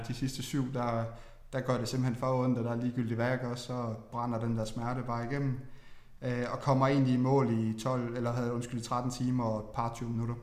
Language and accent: Danish; Funen, Southern Denmark, Denmark; jeg jo meget Fynbo